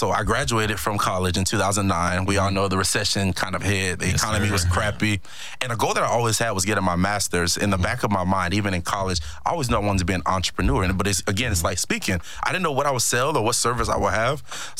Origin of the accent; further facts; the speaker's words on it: Miami, Florida, United States; But I'm from Miami, Florida. Okay. Born and raised.